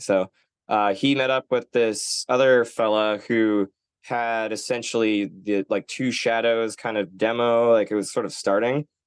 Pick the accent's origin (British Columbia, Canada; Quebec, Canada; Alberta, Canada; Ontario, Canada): British Columbia, Canada; Nanaimo; moved away; also born or lived in Vancouver; I'm from Nanaimo, which is kind of like where the boat lands